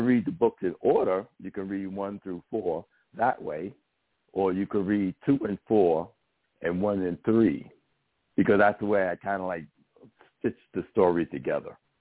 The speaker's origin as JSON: {"language": "English", "town": "New York City", "region": "New York", "country": "United States", "tie": "born or raised there", "said": "I grew up in the South Bronx first, where there was a bunch of gangs"}